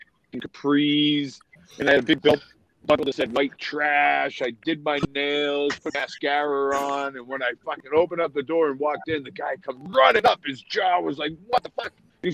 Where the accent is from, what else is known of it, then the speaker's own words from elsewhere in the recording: Quincy, Massachusetts, United States; accent: New England; now in Florida, United States; I was born and raised in Quincy, Massachusetts, and live in Florida